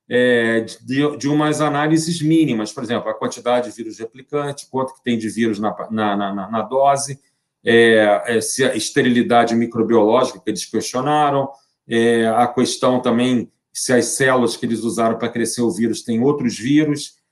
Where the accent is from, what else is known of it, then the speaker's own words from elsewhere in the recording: Brazil; eu sou brasileiro